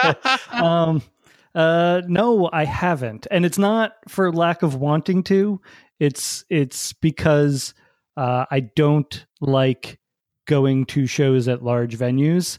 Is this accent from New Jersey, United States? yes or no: yes; New Jersey, United States; growing up in New Jersey